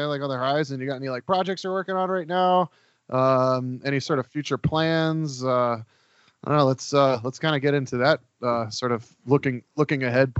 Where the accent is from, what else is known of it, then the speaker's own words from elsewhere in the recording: Florida, United States; My family's from Russia. And my dad was telling me, cause we both, you know, I grew up in Florida